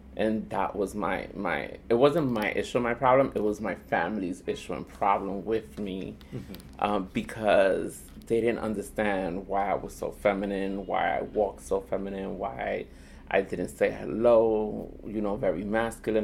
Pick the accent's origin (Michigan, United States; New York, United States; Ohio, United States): New York, United States; New York City; also born or lived in Boston / Dominican Republic; I was born and raised here in Manhattan. Um, back then it was called Spanish Harlem. Mm. Now it's called East Harlem